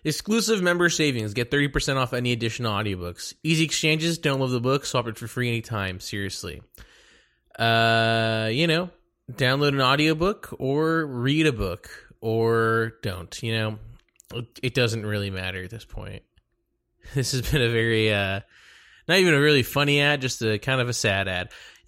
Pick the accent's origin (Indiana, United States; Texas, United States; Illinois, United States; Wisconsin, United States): Texas, United States; Dallas; Yeah. I'm from Dallas, Texas.